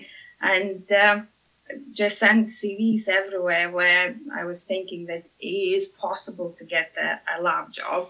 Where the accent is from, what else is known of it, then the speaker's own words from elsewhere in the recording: Lithuania; now in United Kingdom; originally I'm from Lithuania. So came to UK